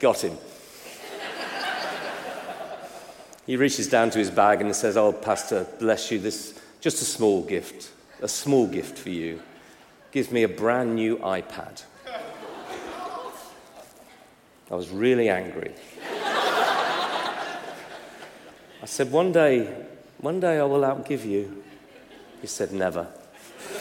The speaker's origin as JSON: {"language": "English", "country": "United Kingdom", "said": "I'm British"}